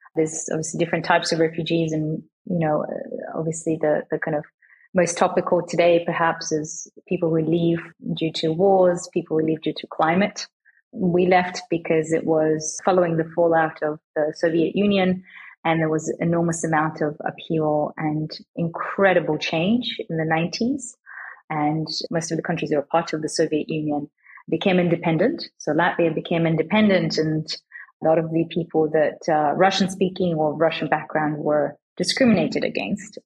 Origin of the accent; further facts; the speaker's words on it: Australia; moved away as an adult; also born or lived in Switzerland; As an Australian girl, sort of growing up in Australia